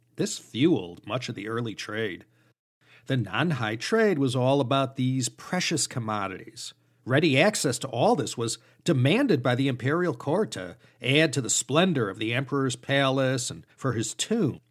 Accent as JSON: {"language": "English", "town": "Chicago", "region": "Illinois", "country": "United States", "tie": "born or raised there", "moved": "yes", "lives_now": "Los Angeles, United States", "said": "As a youngin' growing up in the North Chicago suburbs"}